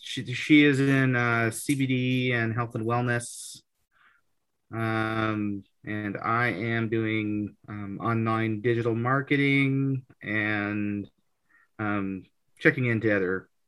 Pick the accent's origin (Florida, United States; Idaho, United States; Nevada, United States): Idaho, United States; Nampa; I am from Nampa, Idaho